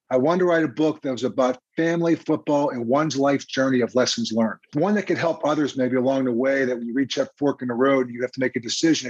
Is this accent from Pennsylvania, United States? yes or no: yes; Crafton, Pennsylvania, United States; moved away as an adult; also born or lived in Kansas City; me growing up in Crafton.